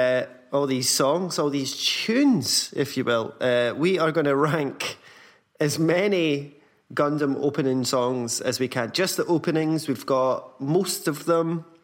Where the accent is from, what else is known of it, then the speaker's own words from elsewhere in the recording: Scotland, United Kingdom; now in Berlin, Germany; being Scottish.